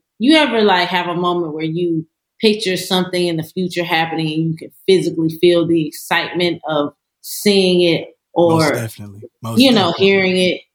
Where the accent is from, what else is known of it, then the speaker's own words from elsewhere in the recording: Hampstead, North Carolina, United States; also born or lived in Gaffney, South Carolina; Born in Gaffney, South Carolina. Raised pretty much most of my childhood in Hampstead, North Carolina.